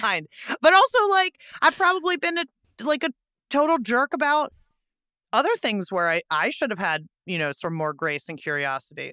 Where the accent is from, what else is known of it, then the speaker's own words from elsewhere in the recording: Pittsburgh, Pennsylvania, United States; Pittsburgh, my hometown